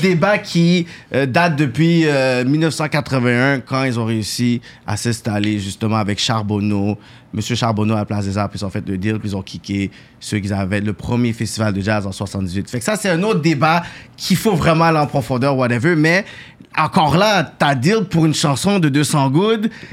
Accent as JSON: {"language": "French", "region": "Quebec", "country": "Canada", "tie": "born or raised there", "said": "je suis né dedans"}